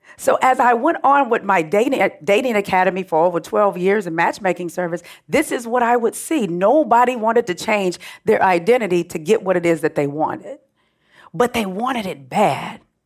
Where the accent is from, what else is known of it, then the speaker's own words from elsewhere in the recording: Oakland, California, United States; also born or lived in Richmond, California; I grew up in Oakland, Richmond, California, so I'm refined hood.